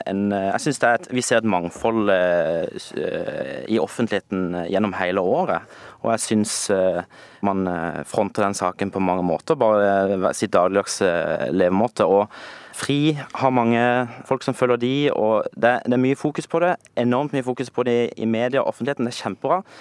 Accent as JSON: {"language": "Norwegian", "country": "Norway", "said": "egentlig veldig lite til felles med eh, veldig mange eh, i den paraden og det miljøet, bortsett fra at jeg er norsk."}